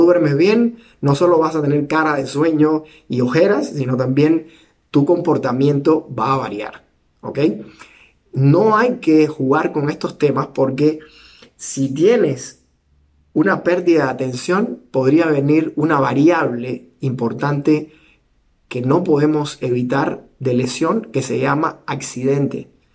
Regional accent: Cuba; soy cubano

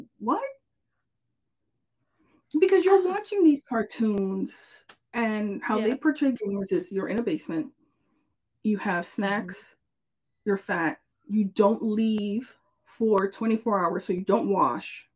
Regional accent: New York, United States; I'm from New York.

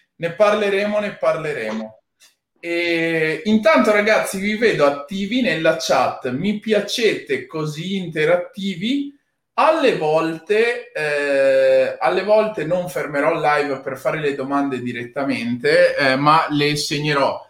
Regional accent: Padua, Veneto, Italy; moved away; also born or lived in Rome / Milan; essendo nato e cresciuto a Padova

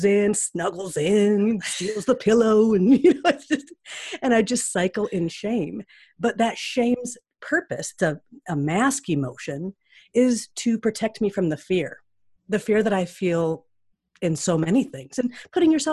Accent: Seattle, Washington, United States; when I was growing up there, it was a real confused town

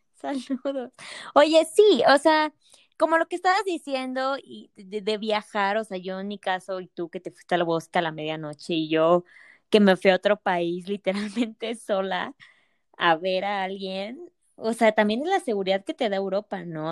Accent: Mexico; México te extraño y en un día quiero regresar

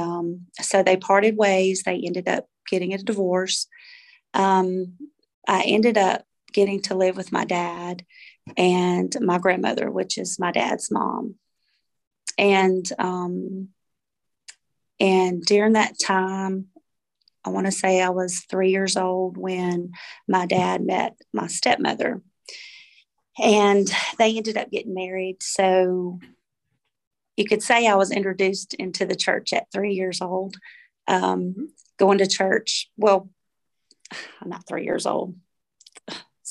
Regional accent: Brandon, Mississippi, United States; I'm from Brandon, Mississippi.

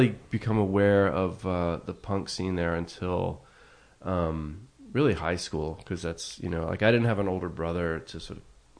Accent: New York, United States; I did have growing up in New York. I had a friend who was a little older than me

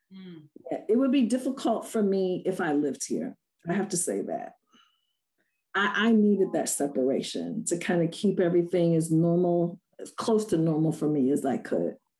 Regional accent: Rochester, New York, United States; I was born and raised in Rochester

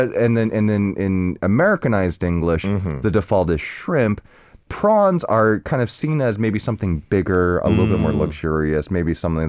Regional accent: Arizona, United States; because I grew up cooking in Arizona among mostly Mexican chefs.

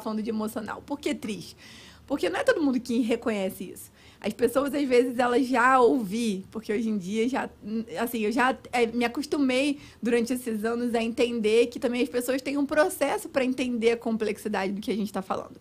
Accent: Cabo Frio, Rio de Janeiro, Brazil; moved away as an adult; now in United States; eu sou do Rio de Janeiro, mas nasci no Rio, mas fui bem pequenininha para Cabo Frio

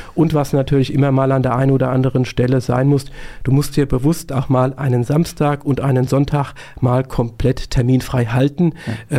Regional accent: Gelnhausen, Hesse, Germany; Ich war früher sehr aktiv bei den Pfadfindern in meiner Heimatstadt Gelnhausen

